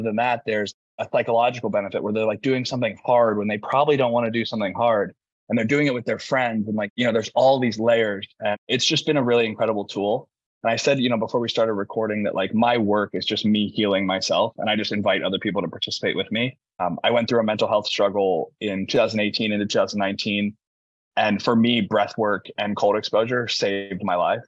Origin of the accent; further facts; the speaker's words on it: Indiana, United States; moved away as an adult; I'm from the middle of America. I'm from Indiana